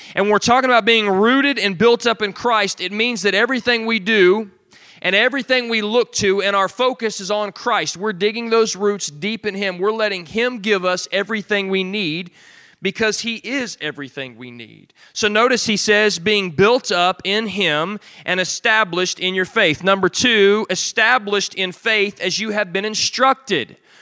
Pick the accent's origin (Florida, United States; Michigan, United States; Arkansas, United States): Arkansas, United States; moved away; also born or lived in Alabama; I'm from Arkansas and then lived in Alabama